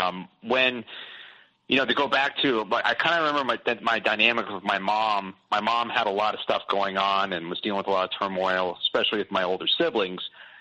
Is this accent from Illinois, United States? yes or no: no; Boston, Massachusetts, United States; born there; also born or lived in South; I moved a lot when I was younger. Kind of typical, you know, I was born in Boston. Then I moved south when my parents got divorced. And I kind of stayed south.